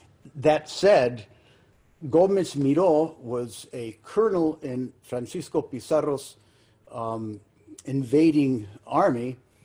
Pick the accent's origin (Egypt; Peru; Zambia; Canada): Peru; moved away; also born or lived in United States; I was born and raised in Peru, yet with a very diverse cultural milieu.